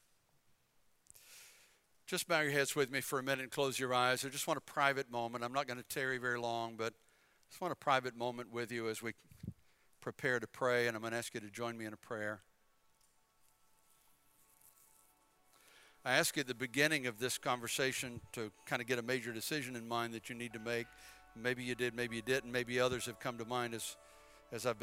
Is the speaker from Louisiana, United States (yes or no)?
no; Bladenboro, North Carolina, United States; moved away as an adult; also born or lived in Philippines / Chesapeake, Virginia; I'm from Bladenboro. Little old town, so small, they had a traffic light for many years.